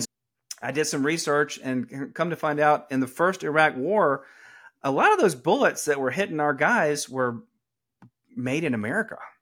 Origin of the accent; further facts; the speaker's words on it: Atlanta, Georgia, United States; accent: Southern; moved away as an adult; also born or lived in New York City; I am from Atlanta, Georgia. I'm eighth generation Georgia.